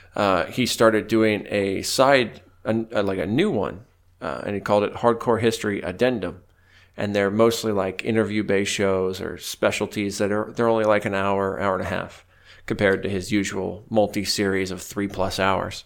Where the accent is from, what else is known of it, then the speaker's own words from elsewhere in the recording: United States; as Americans